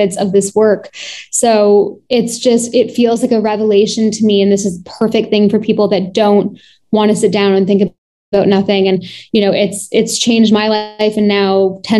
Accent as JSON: {"language": "English", "town": "Toronto", "region": "Ontario", "country": "Canada", "tie": "born or raised there", "said": "I was born and raised in Toronto."}